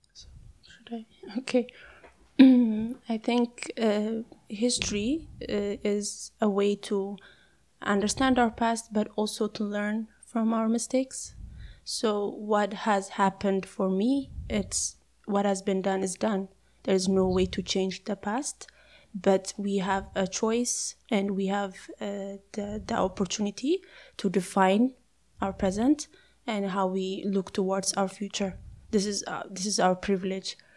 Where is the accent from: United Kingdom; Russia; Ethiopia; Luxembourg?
Ethiopia; I am from Ethiopia